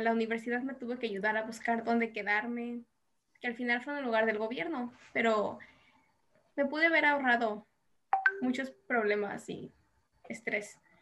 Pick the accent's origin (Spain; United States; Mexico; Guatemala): Mexico; moved away as an adult; now in South Korea; como mexicanos